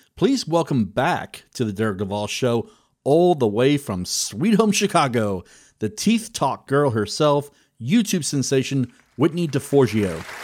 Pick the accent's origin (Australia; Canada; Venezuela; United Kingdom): United Kingdom; being British